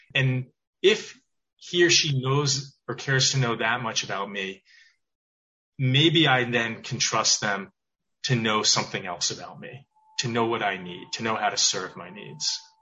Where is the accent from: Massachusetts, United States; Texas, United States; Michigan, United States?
Massachusetts, United States; Weston; also born or lived in Providence, Rhode Island; I grew up outside of Boston, town called Weston